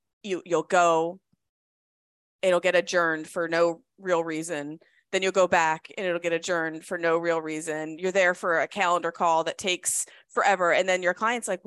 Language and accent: English; Connecticut, United States; I grew up in Connecticut